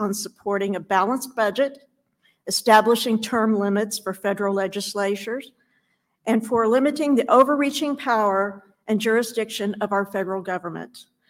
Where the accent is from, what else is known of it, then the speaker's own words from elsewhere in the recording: Chillicothe, Ohio, United States; from Chillicothe, Ohio.